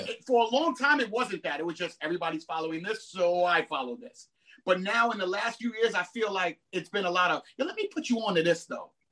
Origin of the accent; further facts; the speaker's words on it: New York City, New York, United States; I'm from Brooklyn